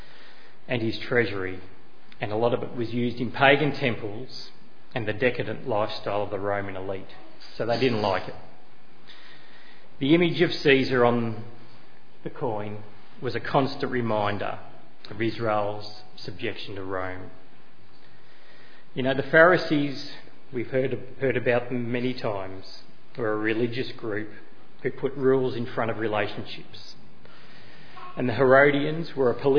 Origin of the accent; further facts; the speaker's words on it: Australia; as a citizen of Australia, I can hold an Australian passport. I can call myself an Australian